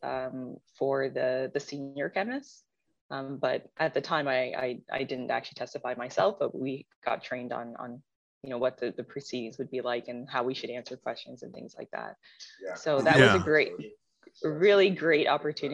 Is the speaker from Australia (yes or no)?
no; Toronto, Ontario, Canada; Born and raised in Toronto.